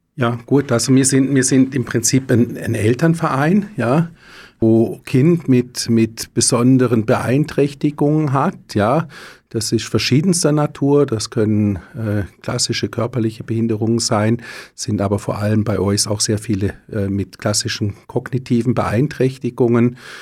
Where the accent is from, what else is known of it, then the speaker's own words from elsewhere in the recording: Lenzburg, Aargau, Switzerland; wo ich herkomme, in Lenzburg